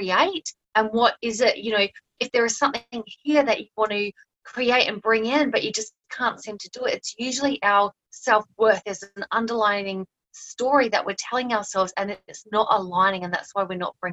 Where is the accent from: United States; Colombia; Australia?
Australia; moved away as an adult; also born or lived in New Zealand; now in Thailand; I'm Australian